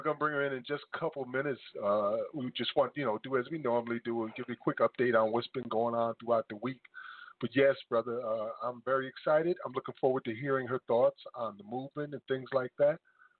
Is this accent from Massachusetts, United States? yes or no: no; Paterson, New Jersey, United States; now in South Carolina, United States; the Paterson, New Jersey Poet Laureate, which is my hometown